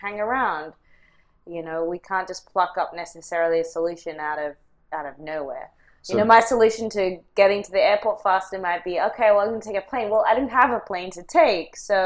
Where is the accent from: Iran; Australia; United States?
Australia; moved away; grew up in, you know, Australia and, yes, came here